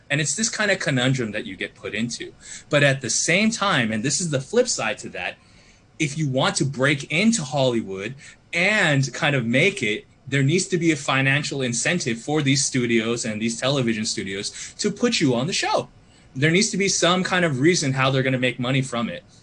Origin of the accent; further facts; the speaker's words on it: Australia; and I guess I'm Australian as well